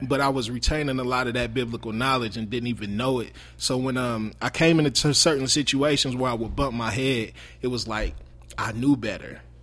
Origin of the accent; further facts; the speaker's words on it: Marion, Indiana, United States; I'm originally from Marion, Indiana. Um, I g, born and raised in Marion, Indiana. I moved to Indianapolis when I was fifteen years old